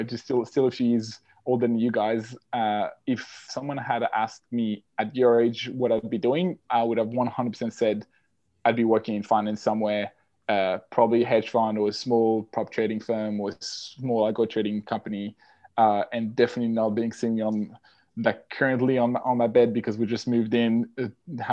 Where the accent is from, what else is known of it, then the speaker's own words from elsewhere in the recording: French-speaking Switzerland, Geneva area, Switzerland; English is a second language; moved away as an adult; also born or lived in Australia; now in London, United Kingdom; I'm originally from Switzerland, the French-speaking side of Switzerland, so Geneva area.